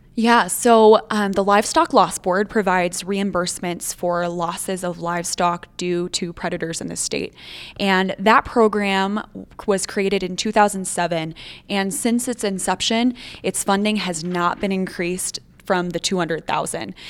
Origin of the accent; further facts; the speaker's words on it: northeastern South Dakota, United States; moved away as an adult; also born or lived in Bozeman, Montana; now in Montana, United States; I am originally from northeastern South Dakota, up on the border of North Dakota and Minnesota.